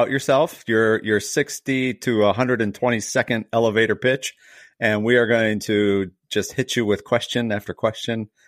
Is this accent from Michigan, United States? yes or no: yes; Livingston County, Michigan, United States; I grew up in Livingston County